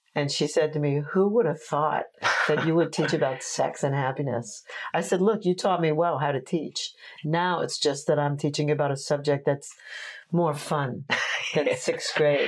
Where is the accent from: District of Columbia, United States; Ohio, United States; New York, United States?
New York, United States; Oceanside; also born or lived in Brooklyn, New York / Fire Island; we moved to Long Island when I was like six or something